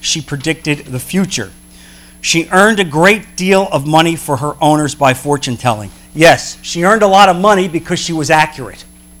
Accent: New Jersey, United States; moved away; I'm from New Jersey originally.

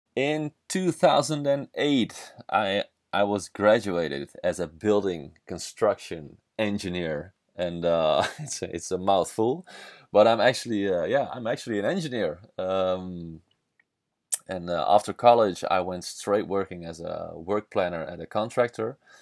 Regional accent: Netherlands; English is a second language; I'm from the Netherlands. I'm a Dutch guy

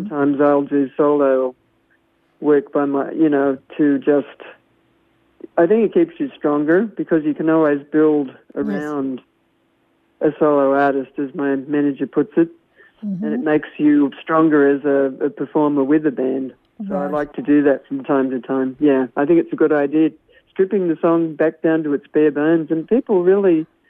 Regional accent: Temecula, California, United States; I'm from the Temecula wine country area.

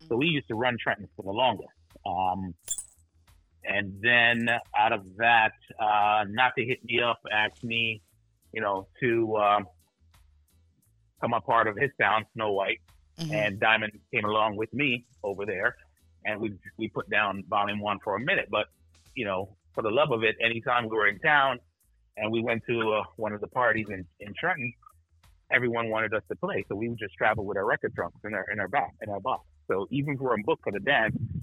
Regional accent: Harbour View, Jamaica; also born or lived in Red Hills, Jamaica; now in New Jersey, United States; Born and raised in Red Hills, Jamaica. Grew up in Harbor.

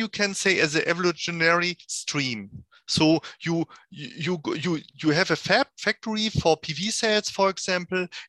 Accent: Germany; now in Switzerland; I'm coming from Germany, now sitting in Switzerland

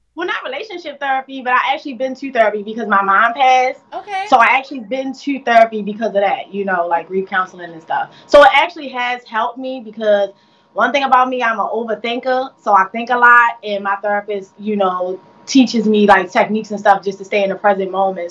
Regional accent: Baltimore, Maryland, United States; I'm from Baltimore, Maryland

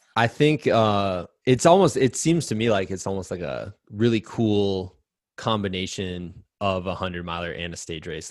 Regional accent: United States; as an American

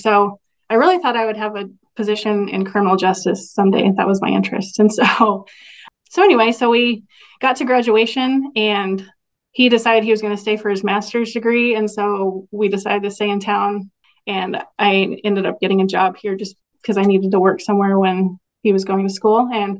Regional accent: Stanberry, Missouri, United States; I grew up in Stanbury, which is pretty close to Maryville.

